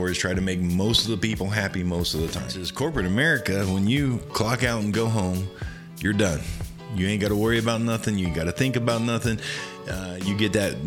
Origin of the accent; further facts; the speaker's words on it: Columbus, Ohio, United States; moved away as an adult; now in Florida, United States; I was actually born and raised in Central Ohio around Columbus.